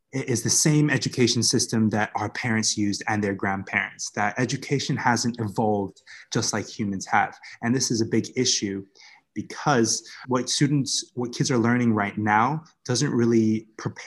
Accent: Bermuda; now in Vietnam; the community that I grew up in Bermuda, I guess you could describe it as a rough neighborhood

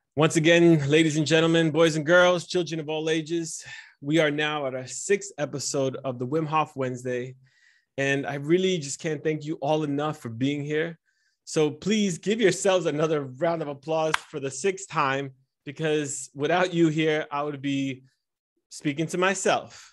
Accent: United States; first language Italian; English is a second language; was born and raised in America, and I was born and raised in an Italian home, and my neighborhood was Spanish, so my third language was, ended up being English.

